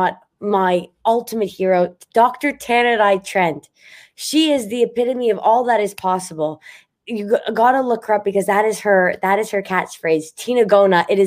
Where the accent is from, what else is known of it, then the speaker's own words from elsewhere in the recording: Montreal, Quebec, Canada; I'm from Montreal